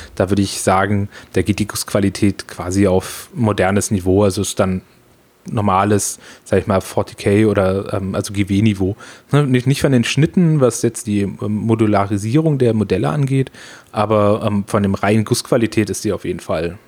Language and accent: German; Freiburg im Breisgau, Baden-Württemberg, Germany; also born or lived in Frankfurt; wo ich herkomme, vielleicht auch noch ganz wichtig, unten im schönen Freiburg, äh, in Breisgau, das ist unten im Dreiländereck